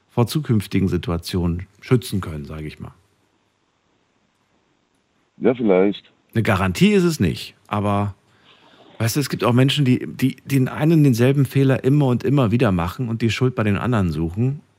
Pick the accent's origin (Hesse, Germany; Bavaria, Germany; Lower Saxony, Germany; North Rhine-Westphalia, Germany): Hesse, Germany; Frankfurt; ich komme aus Frankfurt. Ich bin große Flughäfe gewöhnt.